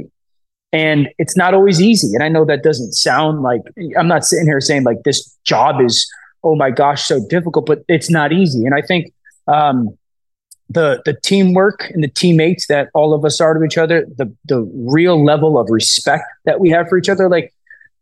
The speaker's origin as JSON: {"language": "English", "region": "Connecticut", "country": "United States", "tie": "born or raised there", "said": "I'm from Connecticut. I was born and raised here. I live here now"}